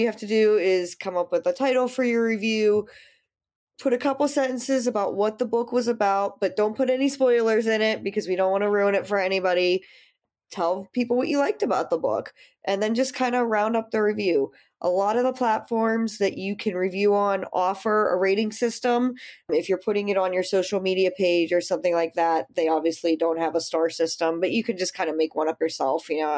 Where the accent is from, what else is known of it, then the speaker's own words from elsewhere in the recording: United States; also born or lived in Pittsburgh, Pennsylvania; I am the American of the group. I'm in Pittsburgh, Pennsylvania.